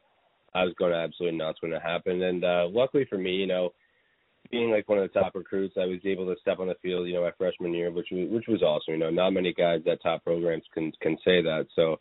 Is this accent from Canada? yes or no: yes; Ontario, Canada; growing up in Ontario, you kind of have either lacrosse or mainly the main sport is hockey.